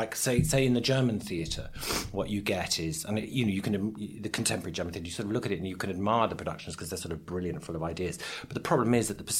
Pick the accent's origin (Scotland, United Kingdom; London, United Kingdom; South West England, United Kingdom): London, United Kingdom; also born or lived in Swiss Cottage; I grew up in London